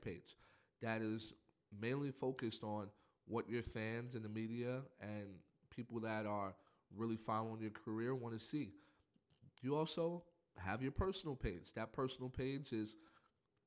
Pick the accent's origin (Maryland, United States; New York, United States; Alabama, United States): New York, United States; New York City; Growing up in Spanish Harlem